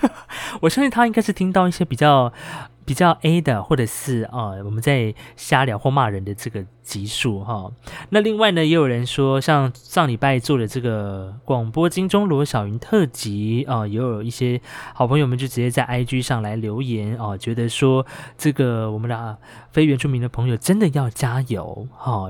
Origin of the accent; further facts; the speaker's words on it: Hualien County, Taiwan; 我是来自于华联的阿美族